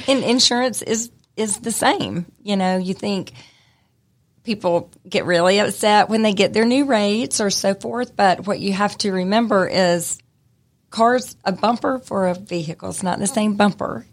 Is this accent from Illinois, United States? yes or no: no; Smyrna, Georgia, United States; I grew up in Smyrna, so I'm from Cobb County